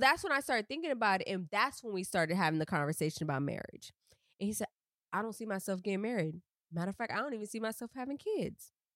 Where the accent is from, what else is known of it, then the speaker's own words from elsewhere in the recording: Miami, Florida, United States; me being from Miami